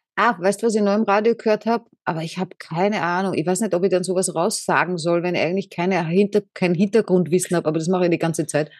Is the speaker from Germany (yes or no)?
no; Vienna, Austria; Ich bin äh, Wienerin